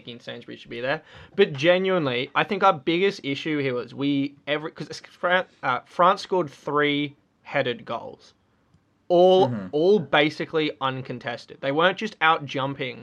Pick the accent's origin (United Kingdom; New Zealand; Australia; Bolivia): Australia; Brisbane, Queensland; my hometown